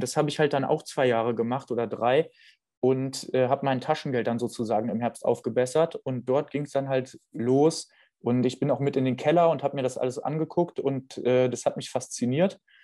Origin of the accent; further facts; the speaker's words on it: Düsseldorf, North Rhine-Westphalia, Germany; moved away; also born or lived in Winningen; ich komme ursprünglich aus der Gegend Neues Düsseldorf. Ich bin in Düsseldorf geboren.